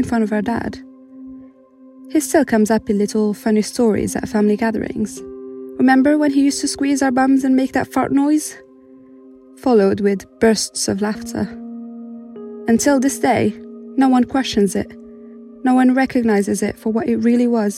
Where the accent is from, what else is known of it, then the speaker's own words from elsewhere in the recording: Morocco; moved away as an adult; now in United Kingdom; I was born and raised in Morocco and only moved to the UK 3 years ago